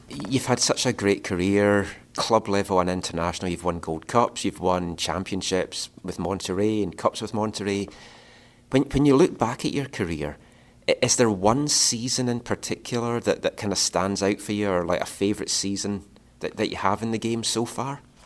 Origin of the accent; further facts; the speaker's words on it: Scotland, United Kingdom; I'm from Scotland